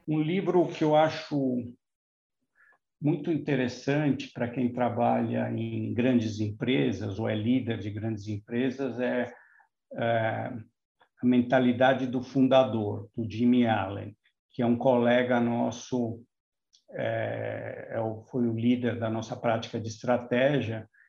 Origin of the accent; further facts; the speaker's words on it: Brazil; a gente ganha pouco como brasileiro médio